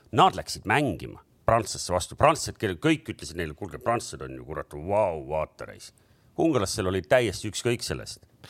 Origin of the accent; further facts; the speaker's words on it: Estonia; me oleme Eestist